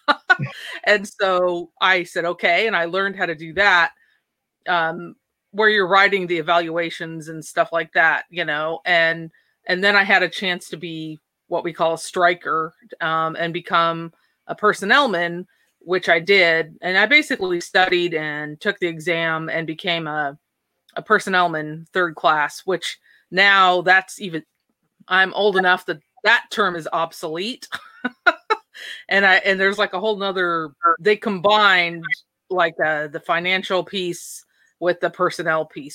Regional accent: Port Angeles, Washington, United States; I was born and raised in Port Angeles, Washington, Washington State on the West Coast

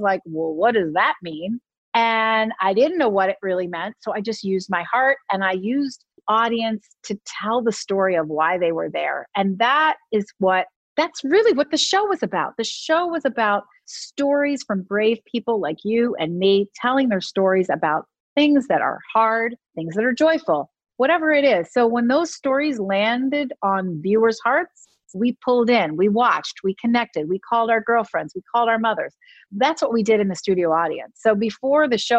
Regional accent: Philadelphia, Pennsylvania, United States; my hometown of Philadelphia

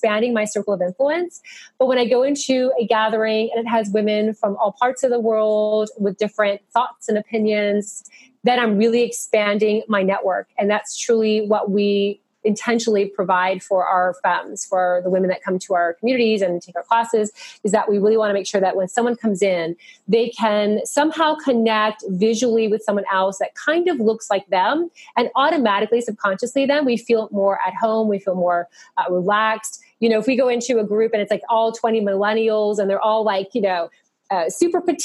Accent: Miami, Florida, United States; moved away as an adult; also born or lived in Raleigh, North Carolina; when we moved back home to Miami

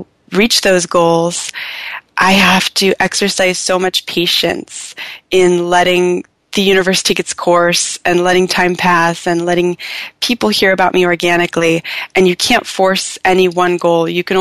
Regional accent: Southern California, United States; I'm from Southern California originally, and I love it down here.

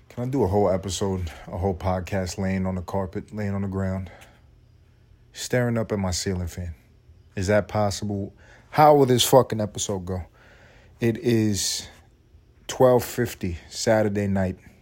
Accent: United States; I'm an American

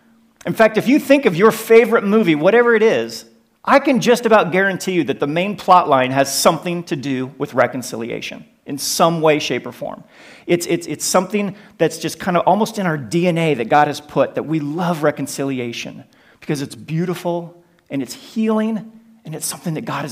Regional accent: United States; You can probably tell from my accent that we're originally from the United States, but we've been living in Europe for over 10 years

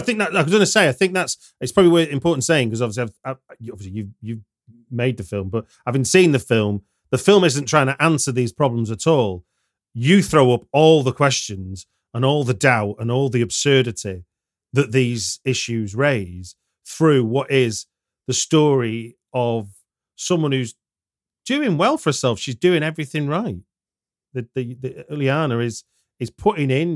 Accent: United Kingdom; as a Brit

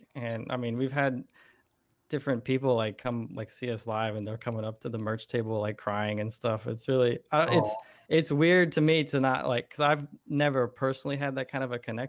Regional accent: Florida, United States; I was born and raised in Florida

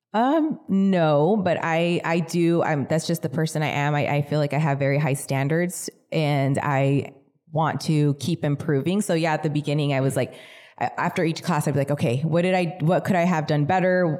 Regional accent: California, United States; also born or lived in Mission Viejo, Orange County, California; pretty much raised in the desert

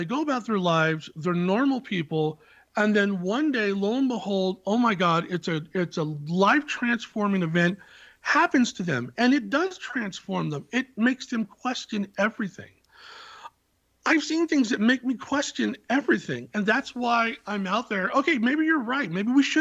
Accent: Silicon Valley, California, United States; I was born in the Silicon Valley

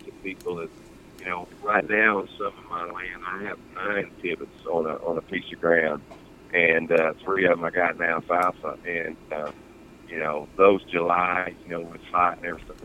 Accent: Oklahoma, United States; I grew up in Oklahoma, so there's a tradition of us going out and hunting with a rifle. Around here in Oklahoma

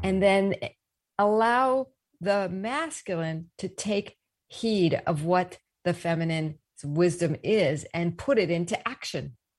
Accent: East Coast, United States; moved away; also born or lived in the South; I grew up on the East Coast, rough around the edges, though I did go to the South for school

